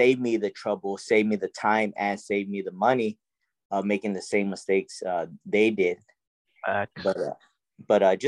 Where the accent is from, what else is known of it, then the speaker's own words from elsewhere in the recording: San Antonio, Texas, United States; I grew up in the West Side here in San Antonio, Texas